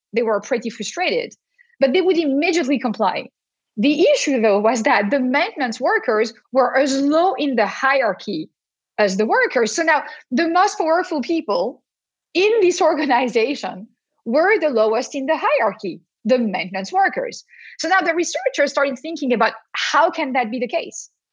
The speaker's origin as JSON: {"language": "English", "country": "France", "accent": "French", "moved": "yes", "lives_now": "Boston, United States", "said": "as you can hear to my accent, even though I'm talking to you from Boston today, I am not a pure Bostonian. I am a French American Bostonian"}